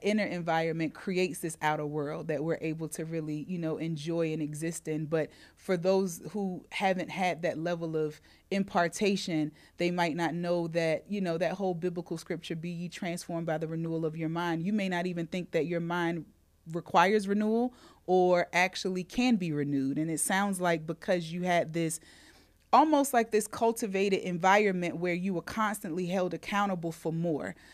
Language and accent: English; North Carolina, United States; the state of North Carolina, uh, my home state where our business is located